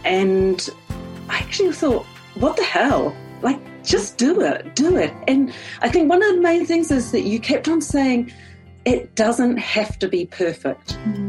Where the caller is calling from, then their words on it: New Zealand; I'm calling in from New Zealand. I just cannot believe this, but 10 weeks ago, I live on an orchard. I'm in a rural area of New Zealand